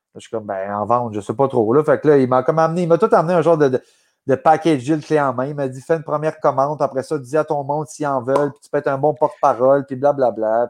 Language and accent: French; Gatineau, Quebec, Canada; moved away as an adult; quand je, suis revenu ici, moi, à Gatineau, j'avais vendu ma, maison que j'avais à Québec